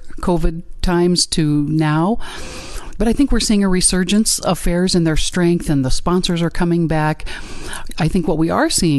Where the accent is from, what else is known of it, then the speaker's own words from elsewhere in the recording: Warren County, Iowa, United States; I come from Warren County, Iowa, and I've been the fair manager there for 25 years